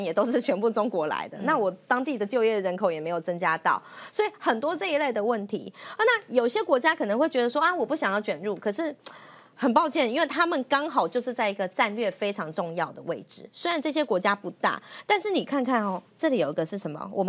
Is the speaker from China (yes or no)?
no; Taiwan; 对我们台湾人来讲